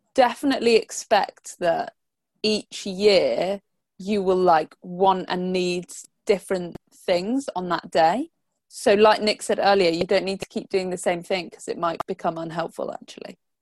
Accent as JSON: {"language": "English", "country": "United Kingdom", "said": "we're like British"}